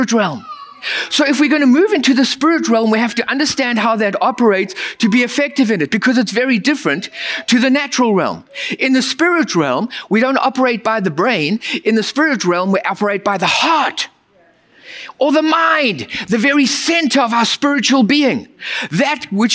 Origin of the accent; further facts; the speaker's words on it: United States; As an American culture, we are raised with productivity